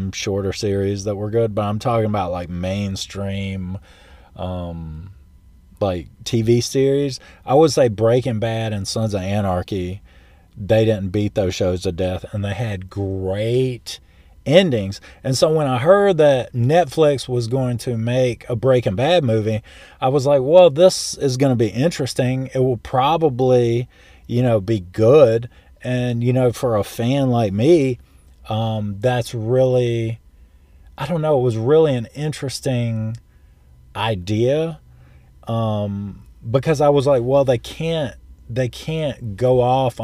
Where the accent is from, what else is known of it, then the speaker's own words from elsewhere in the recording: St. Louis, Missouri, United States; I was born in St. Louis